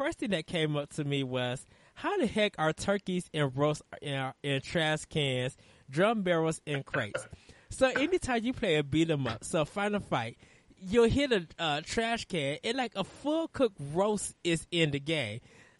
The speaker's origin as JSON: {"language": "English", "town": "Chicago", "region": "Illinois", "country": "United States", "said": "since you're from New Jersey and I'm from Chicago"}